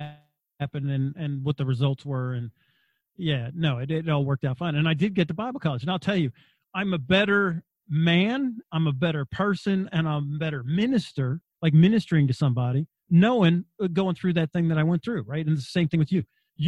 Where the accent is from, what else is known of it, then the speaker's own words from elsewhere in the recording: Wagga Wagga, New South Wales, Australia; I grew up in Australia in a little town called Wagga Wagga in New South Wales, halfway between Sydney and Melbourne. There was only 4 Americans in the city.